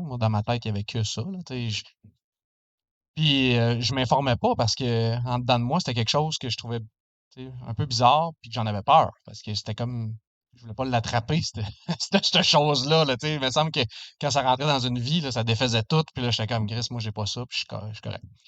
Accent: Danville, Quebec, Canada; toujours vécu dans le coin. Euh, je suis résident à Denville présentement

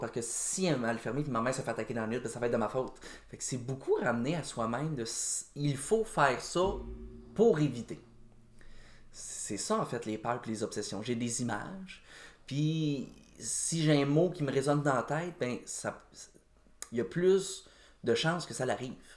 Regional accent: Joliette, Quebec, Canada; now in Saint-Alphonse-Rodriguez, Canada; Je viens de Joliette

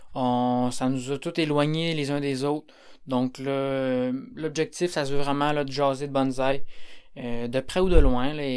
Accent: Quebec, Canada; moi je suis du Québec

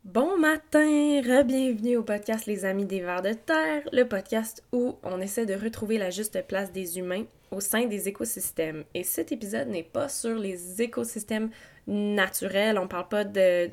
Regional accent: Quebec, Canada; moved away; also born or lived in Eastern Townships, Quebec; je suis née au Québec

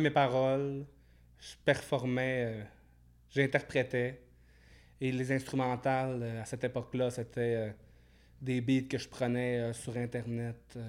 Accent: Alma, Quebec, Canada; À Alma, au Saint-Lac-Saint-Jean

